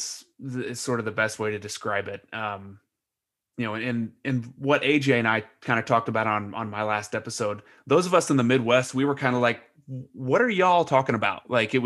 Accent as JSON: {"language": "English", "country": "Lebanon", "tie": "born or raised there", "said": "When we grew up in Lebanon, we didn't care what anybody looked like."}